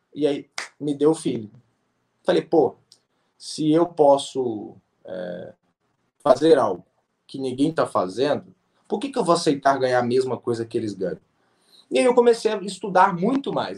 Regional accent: Belo Horizonte, Minas Gerais, Brazil; eu sou de BH

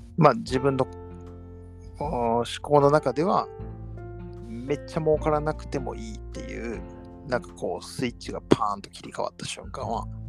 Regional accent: Kobe, Hyogo, Japan; 塩屋、まあまあ、歩いて行ける距離が僕が育った町なんですけど

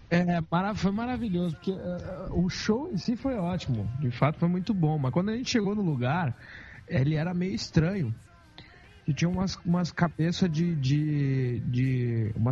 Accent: Porto Alegre, Rio Grande do Sul, Brazil; Não, a gente, né, a gente é de Porto Alegre, não conhece.

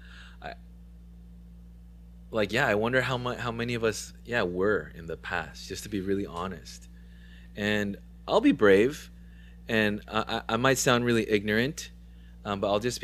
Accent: San Diego and Orange County, California, United States; also born or lived in Huntington Beach, California; growing up in San Diego and in Orange County most of my life, guys, I went to high school in Huntington Beach

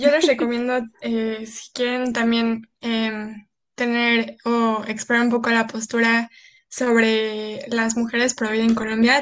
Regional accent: Cancún, Quintana Roo, Mexico; somos de Cancún

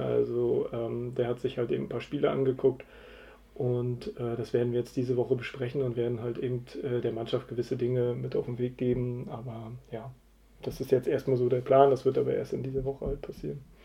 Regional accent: Rostock, Mecklenburg-Vorpommern, Germany; also born or lived in Bad Doberan; da bin ich dann aufgewachsen

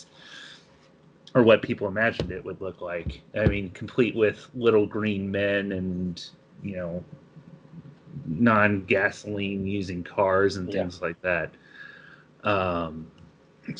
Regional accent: Indiana, United States; my home state

